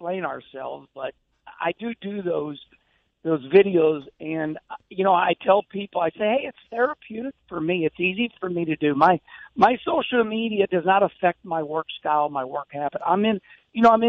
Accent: St. Louis, Missouri, United States; winning in front of my hometown

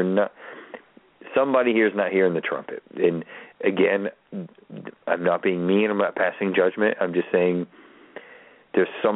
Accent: Baltimore, Maryland, United States; I'm a white guy from Baltimore City

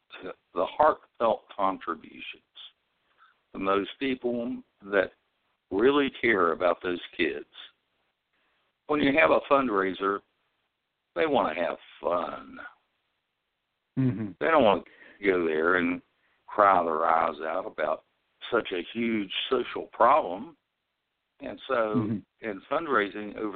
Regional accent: West Virginia, United States; I'm from West Virginia

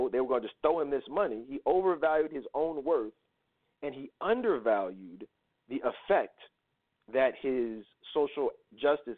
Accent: Philadelphia, Pennsylvania, United States; I'm from Philly.

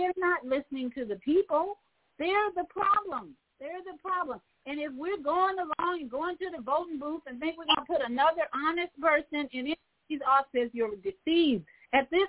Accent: Chicago, Illinois, United States; now in Florida, United States; I grew up in Chicago.

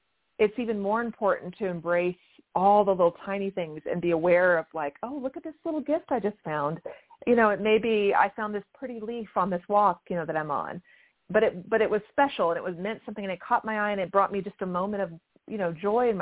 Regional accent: Louisiana, United States; I grew up in mostly in Louisiana, and I went to college at Louisiana State University

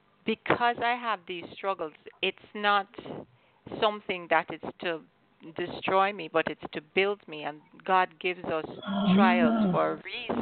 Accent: Jamaica; Well, I'm Jamaican. I'm actually a missionary now in Jamaica.

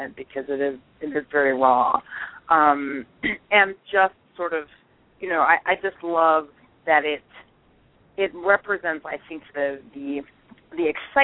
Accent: the South, United States; moved away; growing up in the South

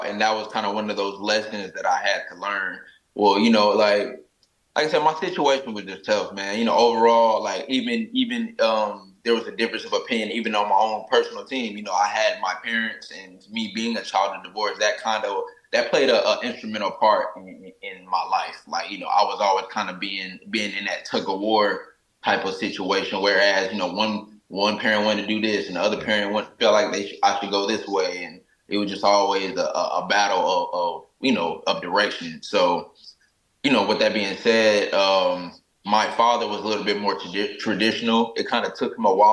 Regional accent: Oklahoma, United States; moved away; also born or lived in Atlanta; I come from Oklahoma. It's a small state

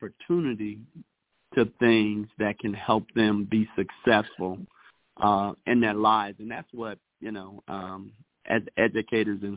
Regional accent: Chicago, Illinois, United States; now in Denver, United States; I'm originally from Chicago

